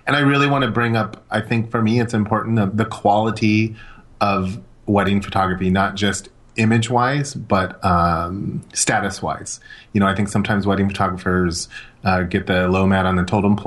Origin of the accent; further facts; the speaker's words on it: Los Angeles, California, United States; growing up in Los Angeles